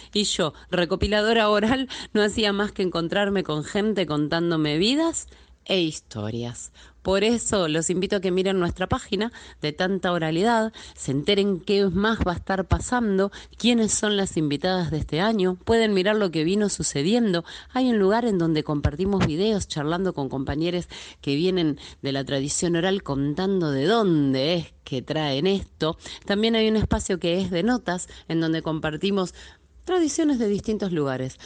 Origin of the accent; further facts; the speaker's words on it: Buenos Aires, Argentina; Soy de Buenos Aires, Argentina